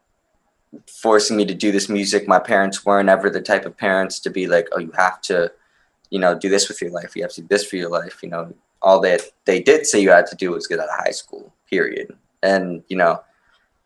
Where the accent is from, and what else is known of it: Maryland, United States; born or raised there; also born or lived in Romania